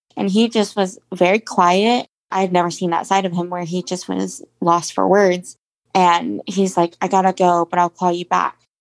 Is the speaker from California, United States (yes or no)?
no; Jacksonville, Florida, United States; we grew up in Arlington, which is uh, area of town in Jacksonville, Florida.